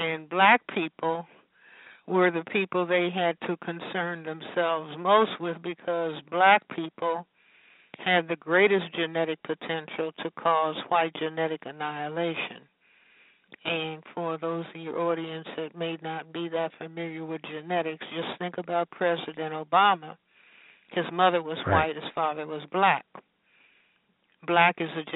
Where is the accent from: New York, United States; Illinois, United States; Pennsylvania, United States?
Illinois, United States; Chicago; growing up in Chicago